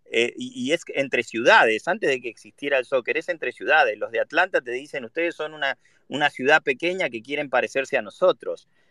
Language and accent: Spanish; Argentina; now in United States; vengo de Argentina